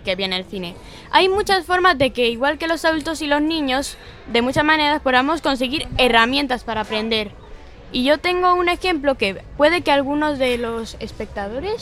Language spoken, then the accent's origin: Spanish; Galicia, Spain; also born or lived in Tenerife / Cuba; Yo nací en Tenerife, pero me criaron en Cuba hasta los cinco años. Y con cinco años me trajeron aquí, a Galicia.